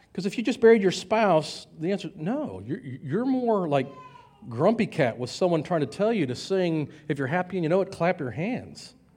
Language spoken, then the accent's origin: English; United States; we're Americans